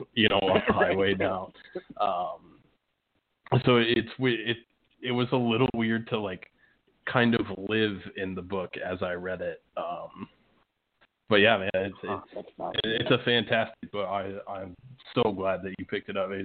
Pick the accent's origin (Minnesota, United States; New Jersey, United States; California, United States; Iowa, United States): Iowa, United States; Indianola; I grew up in Indianola. I still live in Indianola